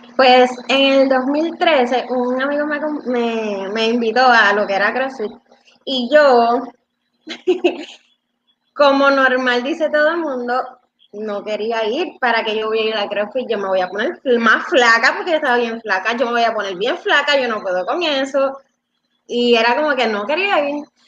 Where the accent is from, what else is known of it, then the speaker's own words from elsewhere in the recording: Dorado, Puerto Rico; also born or lived in Bayamón; now in Vega Alta, Puerto Rico; nací en Bayamón, este, soy de, me en Dorado y estoy viviendo ahora en Vega Alta